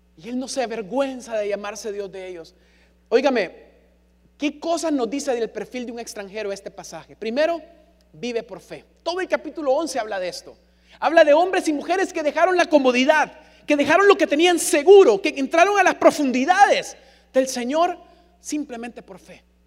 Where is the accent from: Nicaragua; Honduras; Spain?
Honduras; San Pedro Sula, Cortés; accent: San Pedrano; also born or lived in Buenos Aires, Argentina; Por mucho que se me pegara el acento, yo era hondureño